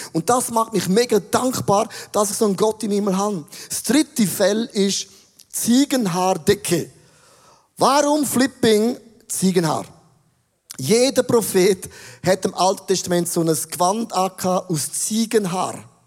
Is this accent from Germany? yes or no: no; Switzerland; als Schweizer